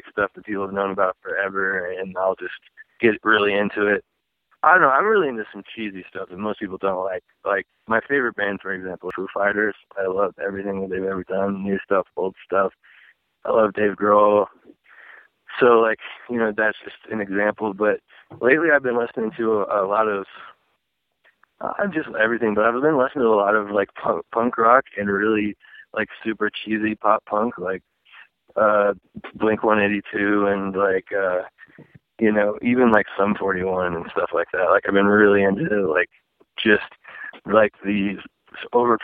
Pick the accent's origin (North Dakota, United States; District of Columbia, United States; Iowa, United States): Iowa, United States; Dallas Center; moved away as an adult; also born or lived in Des Moines, Iowa; now in Los Angeles, United States; I'm actually from Iowa. I was born in Des Moines, Iowa, and I grew up in a small town outside of there. It was about 1,200 people or so. 1500 called Dallas Center, Iowa